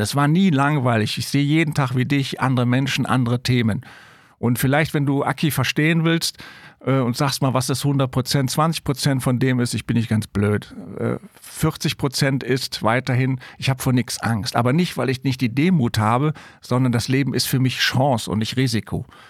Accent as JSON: {"language": "German", "region": "Rhineland", "country": "Germany", "said": "ich bin Rheinländer"}